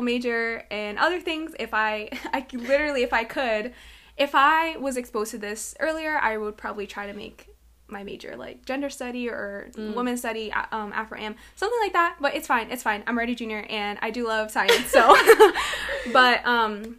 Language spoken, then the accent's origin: English; Malden, Massachusetts, United States; I was raised in Mass, and in Malden